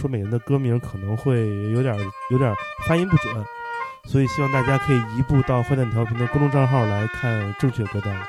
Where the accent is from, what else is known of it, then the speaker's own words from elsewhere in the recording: China; 咱们中国人